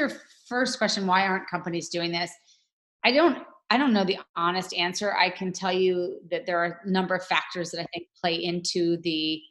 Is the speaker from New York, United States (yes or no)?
yes; New York City, New York, United States; now in Los Angeles, United States; I am based in Los Angeles, California, but I am a New Yorker at heart. That's my hometown is New York City.